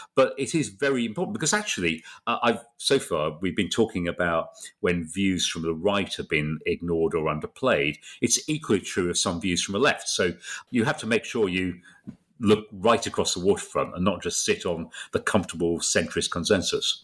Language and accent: English; Bradford, Yorkshire and the Humber, United Kingdom; moved away as an adult; also born or lived in London; I was from Bradford